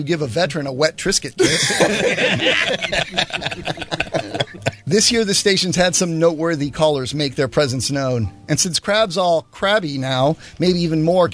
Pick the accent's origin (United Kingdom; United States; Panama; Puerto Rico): Panama; moved away; when I grew up in Panama